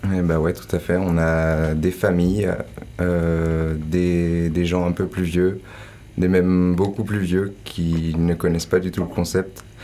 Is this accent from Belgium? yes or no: no; Ain, Auvergne-Rhône-Alpes, France; moved away as an adult; also born or lived in Landes; je suis du département de l'Ain, le 01